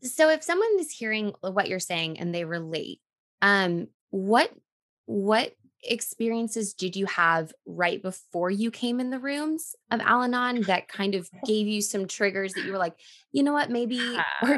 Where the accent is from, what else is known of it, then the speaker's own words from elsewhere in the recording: Texas, United States; We're two friends from Texas who got sober in our 20s